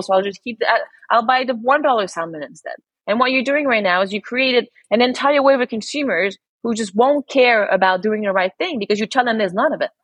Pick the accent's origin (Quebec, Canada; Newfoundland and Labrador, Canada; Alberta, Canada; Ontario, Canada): Quebec, Canada; Montreal; moved away as an adult; also born or lived in London; I'm born and raised in Montreal.